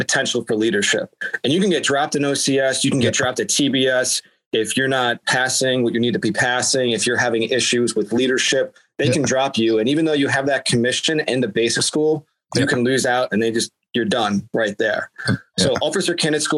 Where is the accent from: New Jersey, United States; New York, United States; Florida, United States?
New York, United States; Long Island; I grew up in New York on Long Island